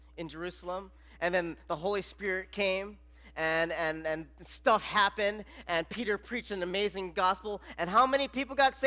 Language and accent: English; Philippines; I'm Filipino